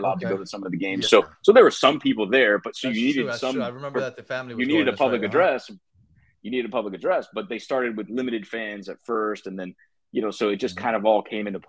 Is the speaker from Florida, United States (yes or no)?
yes; Miami, Florida, United States; I'm born and raised in Miami. You know, went to Columbus High School down there in Miami, Florida